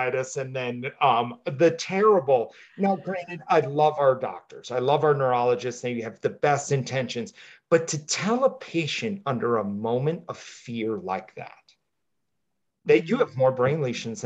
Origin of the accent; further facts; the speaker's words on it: United States; I'm a mutt, Karen. I'm American